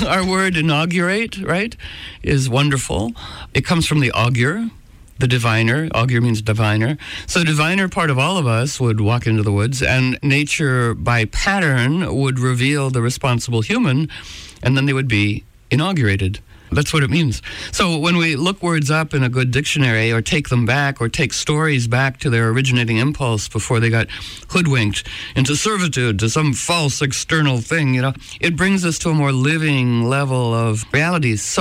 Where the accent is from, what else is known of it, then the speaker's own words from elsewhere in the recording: Washington, District of Columbia, United States; I was born in Washington into a political family